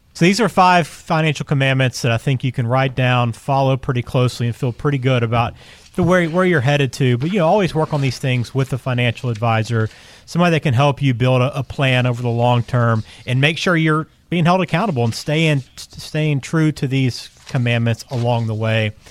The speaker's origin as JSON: {"language": "English", "region": "the South", "country": "United States", "said": "as a Southerner"}